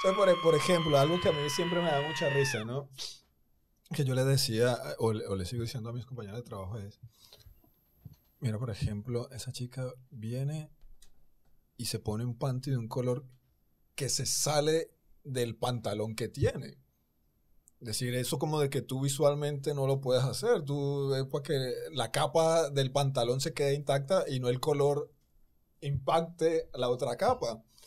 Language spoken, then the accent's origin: Spanish; Colombia; moved away as an adult; also born or lived in Argentina; now in Dominican Republic; yo soy colombiano